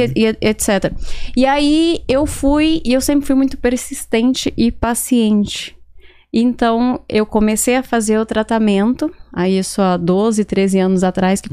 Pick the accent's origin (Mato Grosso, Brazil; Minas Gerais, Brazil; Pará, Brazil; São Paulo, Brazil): Mato Grosso, Brazil; Barra do Garças; now in Miami, United States; eu sou de Barra do Garças. É uma cidade no, que fica no Mato Grosso. Perfeito. E eu cresci nasci ali e cresci naquele lugar